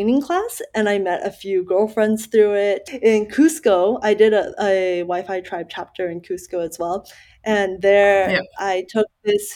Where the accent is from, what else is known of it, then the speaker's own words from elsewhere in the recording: Dallas, Texas, United States; also born or lived in Malaysia; growing up in Dallas and then moving out of Dallas for work